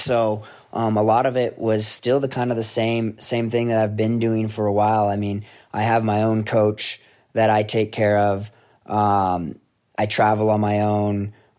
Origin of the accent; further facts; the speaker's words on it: Rome, New York, United States; my dad's first generation and growing up in Rome, New York, everyone there is pretty much Italian. So it was a big part of my upbringing.